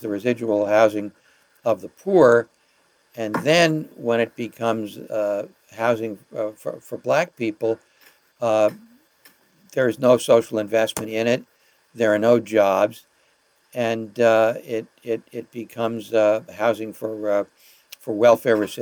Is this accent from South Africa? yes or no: no; New York City, New York, United States; I was born in Parkchester, in the Bronx.